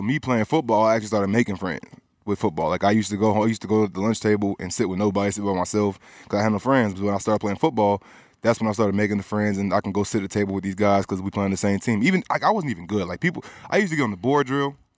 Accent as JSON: {"language": "English", "area": "Cobb County", "region": "Georgia", "country": "United States", "tie": "born or raised there", "also_born_or_lived": "Bronx, New York / Pennsylvania / Florida", "said": "I'm from Georgia, Cobb County"}